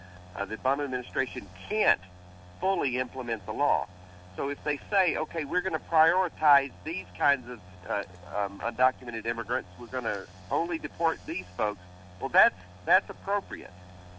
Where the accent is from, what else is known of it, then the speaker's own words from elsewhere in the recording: Demopolis, Alabama, United States; Well, I was born in Demopolis, Alabama in 1960, so I got to live through the Civil Rights Movement, and it was quite a ride.